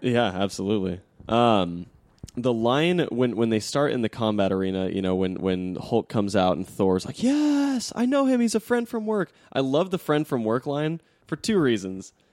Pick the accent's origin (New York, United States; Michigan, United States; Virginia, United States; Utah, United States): Utah, United States; also born or lived in Arizona; I was born in Arizona and, and, you know, like, I didn't, I wasn't raised there. I was raised in Utah